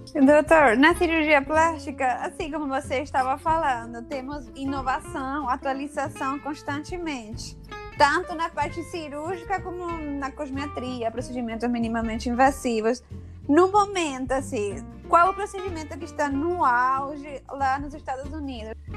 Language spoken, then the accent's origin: Portuguese; Paraguay; moved away as an adult; now in Brazil; eu sou do Paraguai, eu vim fazer a residência aqui no Brasil